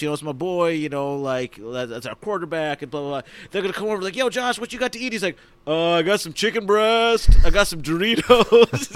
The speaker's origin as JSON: {"language": "English", "town": "Rochester", "region": "New York", "country": "United States", "tie": "born or raised there"}